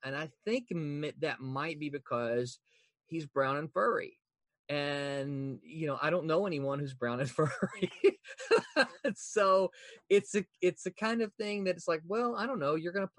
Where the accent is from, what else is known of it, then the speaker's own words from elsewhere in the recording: Southern United States, United States; And you know, as a Southerner, one of the things I have a problem